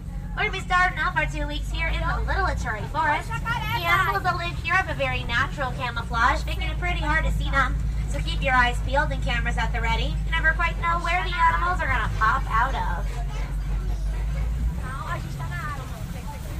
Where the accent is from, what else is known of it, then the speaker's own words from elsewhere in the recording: Los Angeles, California, United States; I'm from Los Angeles